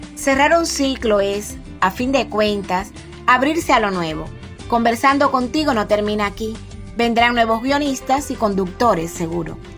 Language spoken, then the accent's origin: Spanish; Campechuela, Granma, Cuba; moved away as an adult; now in Bayamo, Cuba; vivíamos en Campechuela, es el pueblo de donde yo soy, que queda en la zona costera de la provincia Gran.